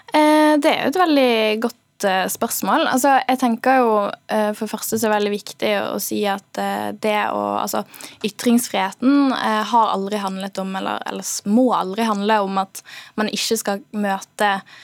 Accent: Bergen, Vestland, Norway; accent: Bergen dialect; Fordi jeg er bergenser.

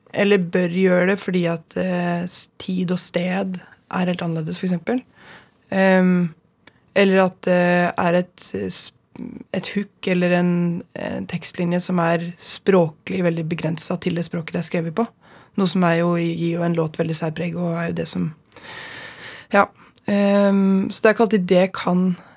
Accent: Stange, Innlandet, Norway; Stange, der jeg er fra sjøl. Eller fra der jeg gikk sjøl

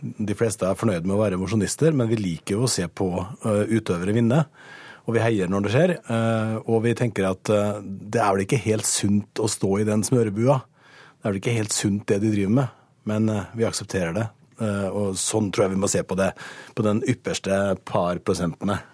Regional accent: Møre og Romsdal, Norway; jeg kommer fra Møre og Romsdal

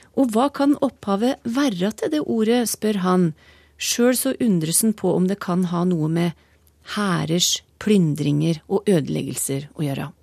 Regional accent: Trysil, Innlandet, Norway; jeg er født og oppvokst uten tog i Trysil

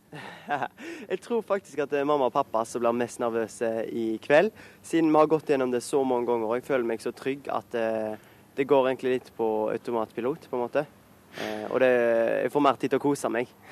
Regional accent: Haugesund, Rogaland, Norway; en fra Haugesund og Skåredalen, der jeg kommer fra

